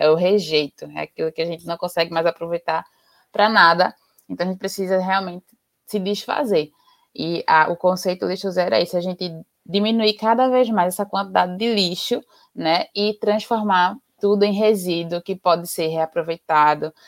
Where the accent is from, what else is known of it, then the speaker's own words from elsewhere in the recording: Recife, Pernambuco, Brazil; now in Jaboatão dos Guararapes, Brazil; eu sou daqui de Pernambuco, é, sou recifense, mas moro em Jaboatão dos Guararapes